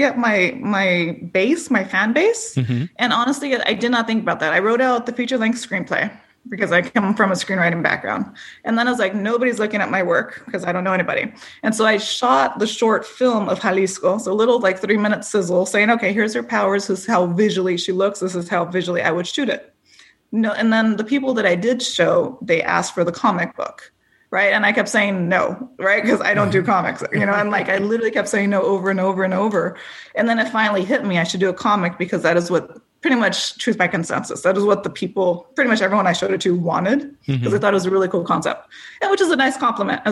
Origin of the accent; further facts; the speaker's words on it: Los Angeles, California, United States; I am from East LA, from Boyle Heights